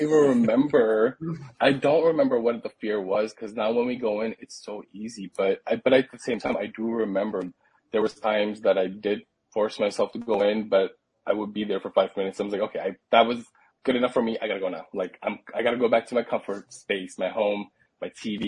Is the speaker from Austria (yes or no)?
no; Pakistan; now in United States; I come from Pakistan, so like a conservative Muslim background